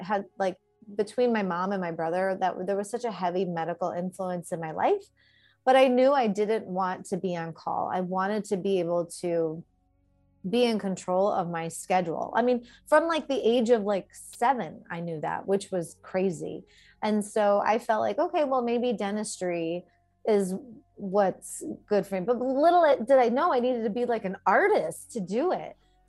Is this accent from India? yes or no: yes; India; I'm Indian, so I had no choice.